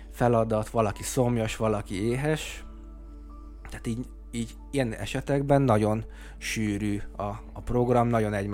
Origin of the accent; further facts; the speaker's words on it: Zákányszék, Csongrád-Csanád, Hungary; én zákányszéki származású vagyok, és, és az életem első hét évét tanyán töltöttem.